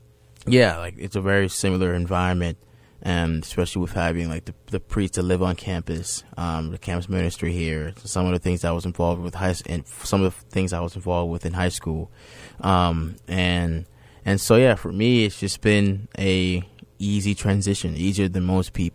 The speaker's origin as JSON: {"language": "English", "town": "Boston", "region": "Massachusetts", "country": "United States", "tie": "born or raised there", "also_born_or_lived": "Dorchester", "said": "I also grew up and was raised for the first 7 years of my life in Boston"}